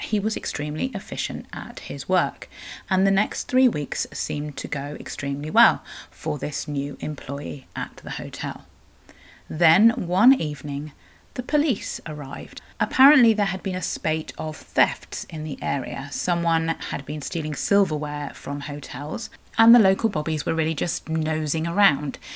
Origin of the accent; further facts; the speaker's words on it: Cornwall, South West England, United Kingdom; I'm a Cornish writer and blogger